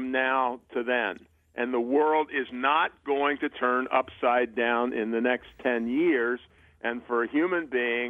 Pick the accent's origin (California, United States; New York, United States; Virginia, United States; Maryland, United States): Maryland, United States; Baltimore; I grew up in Baltimore